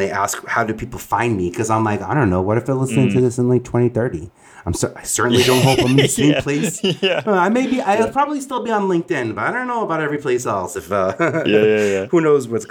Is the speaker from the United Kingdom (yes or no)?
no; New York City, New York, United States; from Staten Island